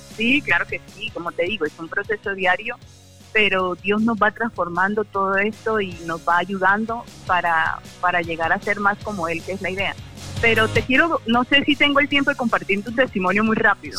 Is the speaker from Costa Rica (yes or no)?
no; Barranquilla, Atlántico, Colombia; moved away as an adult; also born or lived in Cúcuta; now in Ocaña, Colombia; yo soy de Barranquilla, crecí allá y, y mi familia vive en Barranquilla